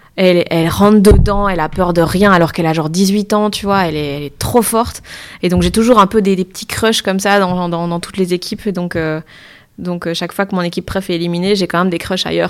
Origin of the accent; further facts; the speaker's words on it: Liège, Wallonia, Belgium; moved away; je viens de Liège, donc tout mon entourage était pour le standard